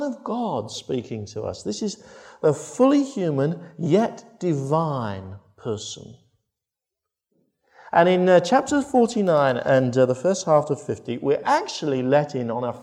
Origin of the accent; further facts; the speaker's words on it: Crediton, South West England, United Kingdom; my hometown in Crediton